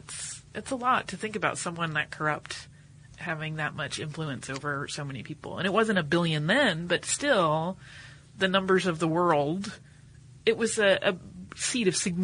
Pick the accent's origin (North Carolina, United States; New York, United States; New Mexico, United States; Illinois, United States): North Carolina, United States; now in Amsterdam, Netherlands; I'm actually from North Carolina, home of the Wrights, but have been living in Amsterdam for the past 3 years.